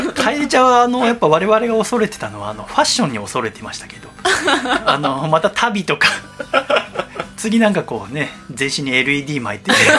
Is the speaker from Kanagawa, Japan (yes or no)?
yes; Yokohama, Kanagawa, Japan; 東戸塚の私の実家